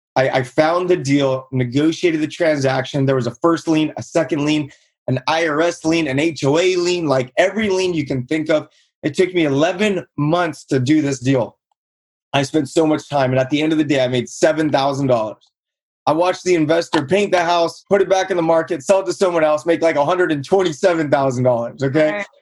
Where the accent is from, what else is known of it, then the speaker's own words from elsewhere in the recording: Buena Park, California, United States; grew up in Buena Park, California, played sports my whole life.